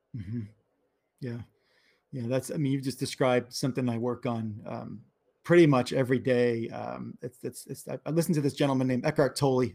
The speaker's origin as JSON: {"language": "English", "region": "New York", "country": "United States", "said": "I'm from New York"}